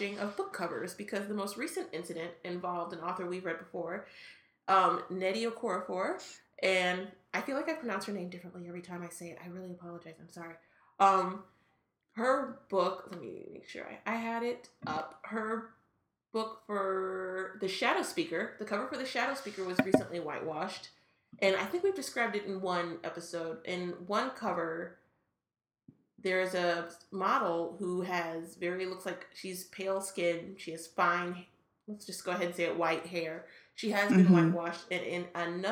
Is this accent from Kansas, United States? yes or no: yes; Kansas City, Kansas, United States; now in St. Louis, United States; I was from Kansas City and not St. Louis